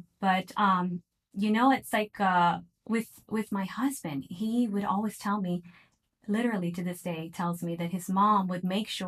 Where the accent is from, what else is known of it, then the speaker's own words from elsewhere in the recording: Virginia, United States; moved away as an adult; also born or lived in Miami, Florida; now in Saudi Arabia; So I am actually born in Miami. Okay. And I have been brought up in Virginia, but my background is actually from Pakistan.